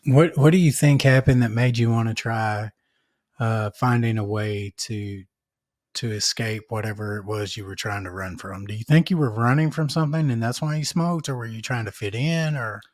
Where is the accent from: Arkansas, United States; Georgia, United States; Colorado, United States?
Arkansas, United States; North Little Rock; I'm from North Little Rock